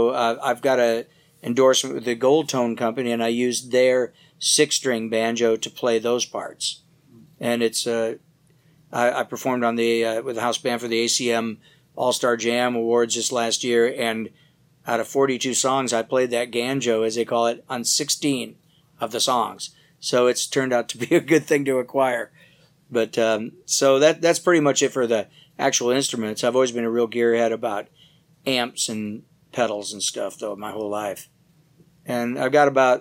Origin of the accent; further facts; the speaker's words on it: Detroit, Michigan, United States; moved away as an adult; also born or lived in California; I grew up originally in the Detroit area and left there for California when I was about 20 years old